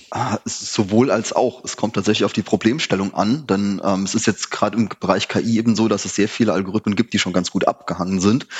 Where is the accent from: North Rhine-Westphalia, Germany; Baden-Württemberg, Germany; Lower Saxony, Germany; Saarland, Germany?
Saarland, Germany; ich komme aus dem Saarland, da ist halt alles sehr dörflich.